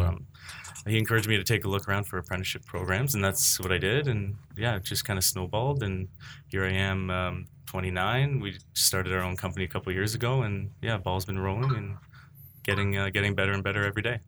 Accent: Oakville, Ontario, Canada; I'm from the Oakville area, born and raised

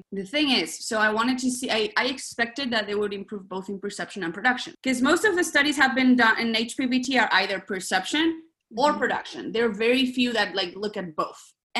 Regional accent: Basque Country, Spain; moved away as an adult; also born or lived in Illinois, United States; now in Northridge, United States; I'm originally from the Basque country

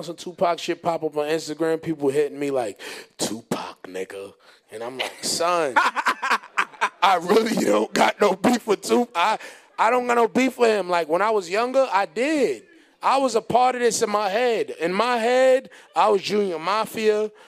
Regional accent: Honduras; But besides that, I ain't doing no basketball, son. I'm from Honduras.

